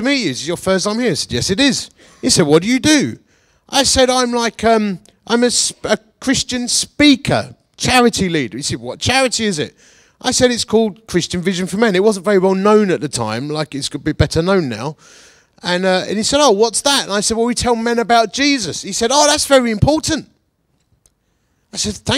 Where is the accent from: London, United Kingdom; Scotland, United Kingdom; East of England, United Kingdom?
East of England, United Kingdom; Essex; also born or lived in Bath / Radstock; now in Chesterfield, United Kingdom; I say with an R and an F, because I'm from Essex.